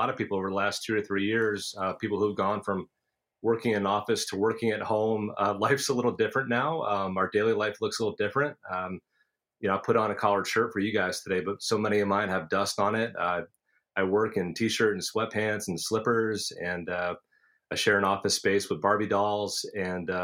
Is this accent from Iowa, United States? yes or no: no; Basking Ridge, New Jersey, United States; I grew up in Basking Ridge, which is the neighbor town to Far Hills